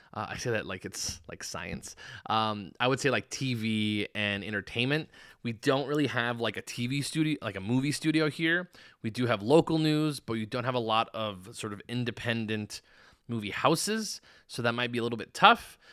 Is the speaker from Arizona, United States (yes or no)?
yes; Tucson, Arizona, United States; moved away as an adult; now in Las Vegas, United States; I'm originally from Arizona, Tucson specifically, and it's pretty much a small town.